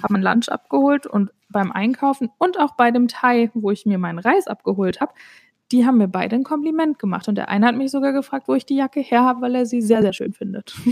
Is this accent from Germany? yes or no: yes; Germany; moved away; ich komme selber aus Deutschland und bin Deutsche